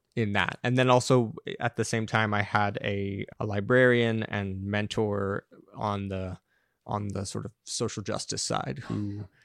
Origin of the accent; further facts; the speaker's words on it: Los Angeles, California, United States; moved away as an adult; also born or lived in Santa Monica; now in New York, United States; I grew up in in Los Angeles, just outside of Venice Beach, Mar Vista